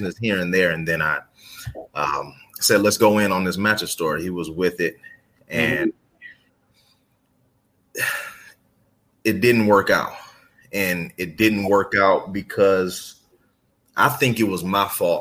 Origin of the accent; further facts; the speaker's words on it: Cleveland, Ohio, United States; I'm from Cleveland